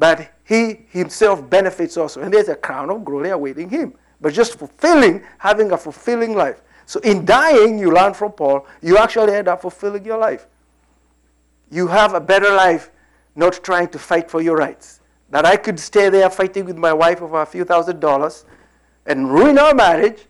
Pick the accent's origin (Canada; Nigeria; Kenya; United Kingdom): Kenya; moved away as an adult; also born or lived in Lafayette, Indiana; We had come out of British whatever colony in 1963. I was born in the British colony